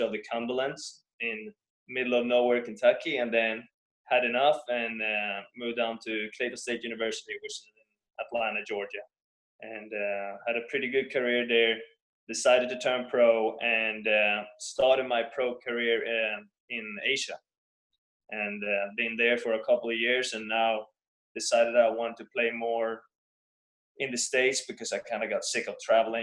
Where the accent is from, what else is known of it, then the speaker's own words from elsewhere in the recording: Stockholm, Stockholm County, Sweden; I grew up in Sweden, Stockholm, Sweden